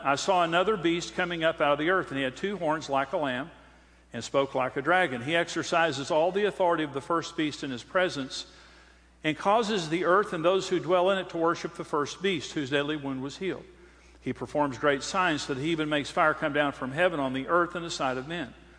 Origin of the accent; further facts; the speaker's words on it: Amarillo, Texas, United States; I'm from Amarillo